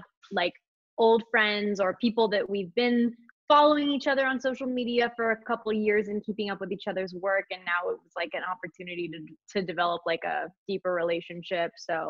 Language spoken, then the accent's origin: English; Monterey, California, United States; I'm from NorCal. I'm from Monterey, California.